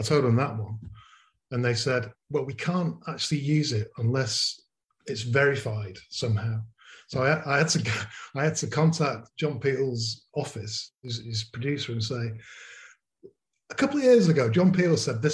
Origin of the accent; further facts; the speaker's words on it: Manchester, North West England, United Kingdom; moved away as an adult; also born or lived in Leeds / South Africa; I grew up in Manchester from 1963 until I went back to Leeds actually to university